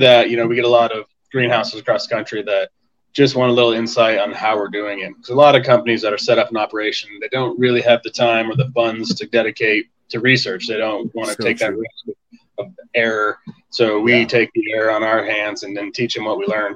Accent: Colorado, United States; also born or lived in Tucson, Arizona; I was born and raised in Colorado

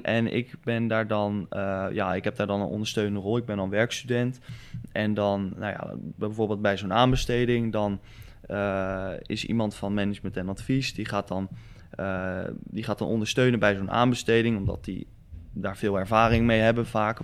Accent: Rotterdam, South Holland, Netherlands; omdat ik uit Rotterdam kom... Ja, ik zit nog op voetbal en ik heb nog een hoop vrienden hier

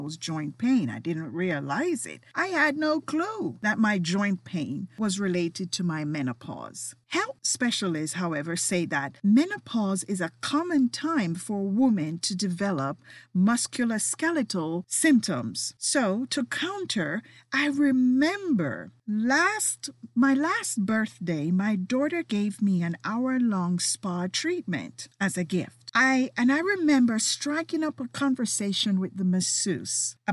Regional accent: Jamaica; moved away; as a kid growing up in Jamaica

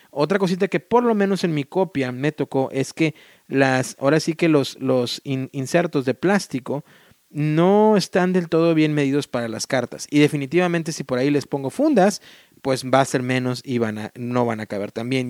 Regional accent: Mexico; moved away as an adult; now in United States; cuando estaba por ahí en la secundaria, ¿no? En México, incluso en la primaria

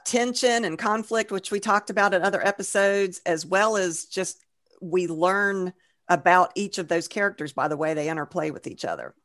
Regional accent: Georgia, United States; we're from Georgia, so we're country bumpkins, too

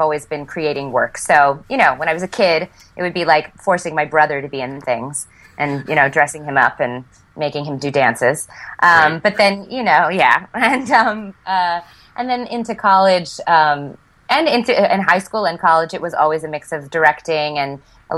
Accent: Connecticut, United States; moved away as an adult; also born or lived in Providence; now in New York City, United States; I grew up in Connecticut, so about an hour outside of the city

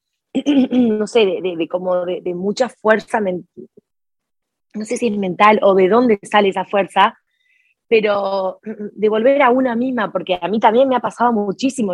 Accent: Jujuy, Argentina; now in Buenos Aires, Argentina; Jujuy es el nombre de la provincia de donde yo nací. Yo en este momento estoy residiendo en Buenos Aires, pero vengo de una provincia que queda a 1800 kilómetros de acá de Buenos Aires. incluso viví toda mi infancia en un pueblo muy chiquitito

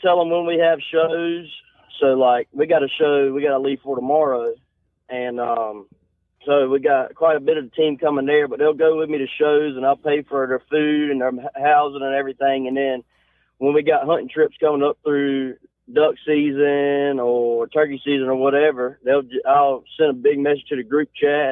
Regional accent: Eden, North Carolina, United States; Eden, North Carolina is where we're out

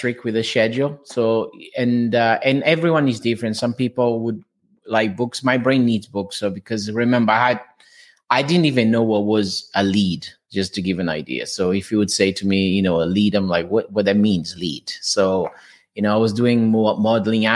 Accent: Portugal; English is a second language; moved away as an adult; now in England, United Kingdom; I'm from Portugal, as you can hear from my accent. So I came to England. I'm already here around six years now

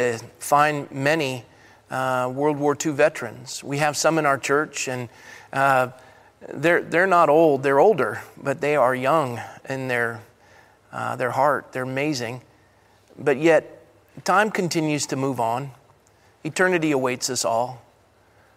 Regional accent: Coronado, California, United States; growing up in Coronado, California

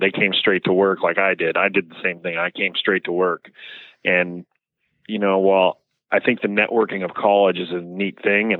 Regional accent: Cypress, California, United States; Cypress, California. People ask, where's Cypress? It's close to Anaheim and right next to the Los Alamitos racetrack.

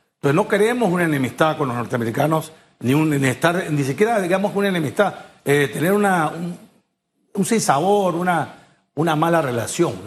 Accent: Peru; moved away as an adult; now in Panama; Yo, yo nací en Perú, soy panameño

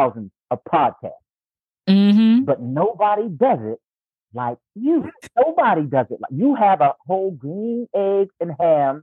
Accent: Lumberton, North Carolina, United States; moved away as an adult; now in Raleigh, United States; my hometown is a little place called Lumberton, North Carolina. But where I've been for the past 20 plus years is Raleigh, North Carolina

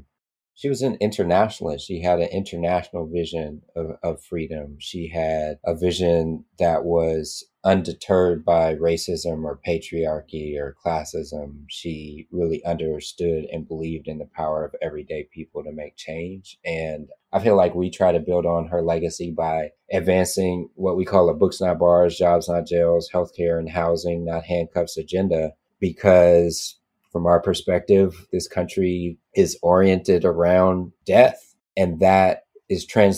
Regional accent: Oakland, California, United States; I grew up in Oakland

